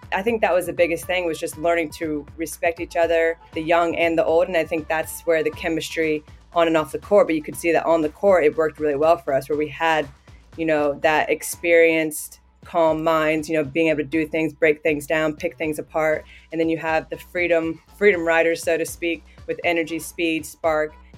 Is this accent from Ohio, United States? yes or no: yes; Southwest Ohio, United States; moved away as an adult; now in Canberra, Australia; I grew up in Ohio, yeah, Southwest Ho-, Ohio.